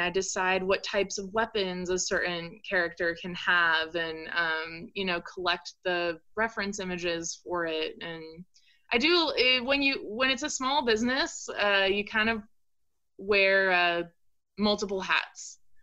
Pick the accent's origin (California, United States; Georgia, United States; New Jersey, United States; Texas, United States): California, United States; Orange County; moved away as an adult; also born or lived in Portland, Oregon; now in Eugene, United States; I grew up in Orange County, California.